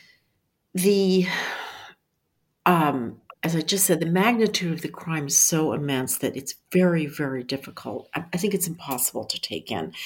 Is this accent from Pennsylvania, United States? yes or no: yes; Philadelphia, Pennsylvania, United States; I grew up in Philadelphia